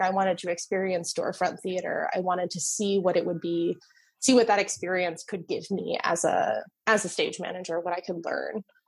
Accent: New Jersey, United States; moved away as an adult; now in Chicago, United States; I grew up in New Jersey.

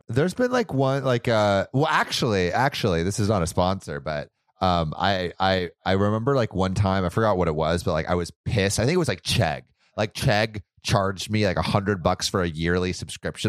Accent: United States

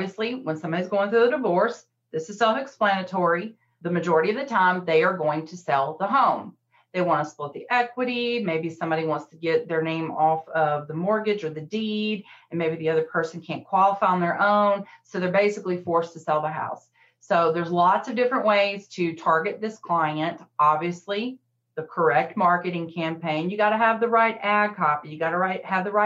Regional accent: the South, United States; I'm from the South

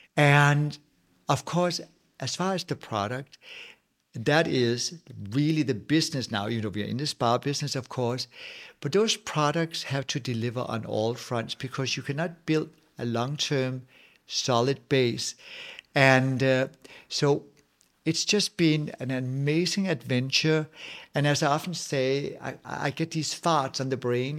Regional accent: Nibe, North Denmark Region, Denmark; English is a second language; now in Los Angeles, United States; as a Dane, I'm also coming from Jutland. I come from bl-, blue-collar working class family

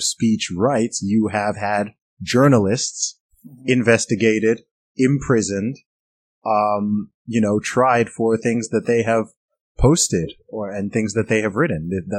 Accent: Saudi Arabia; I grew up in Saudi Arabia. I lived in Saudi Arabia for 20 years.

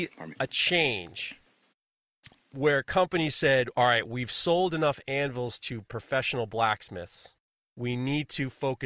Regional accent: New York, United States; I'm from New York. We don't do that.

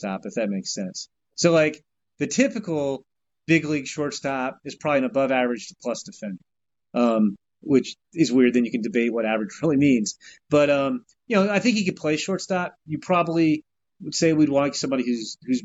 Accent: Northern Virginia, United States; when I was a kid growing up in Northern Virginia

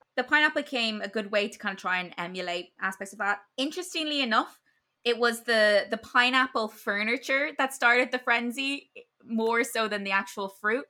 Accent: Ireland; as an Irish person

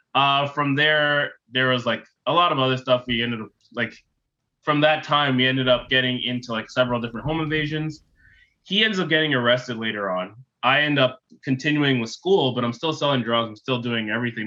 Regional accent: Toronto, Ontario, Canada; also born or lived in Ottawa / Bowmanville; I grew up in Toronto, Ontario

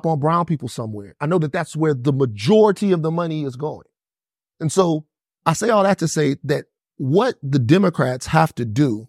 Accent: Deep South, United States; I'm from the Deep South. And so being from the Deep South, I know that there's a psychosis

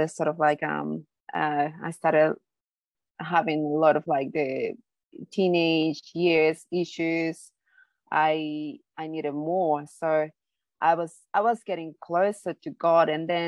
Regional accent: Bolivia; moved away; I am from Bolivia, South America. So it's a very Catholic, country. Like that's a main religion there, I guess. So I grew up on Catholicism

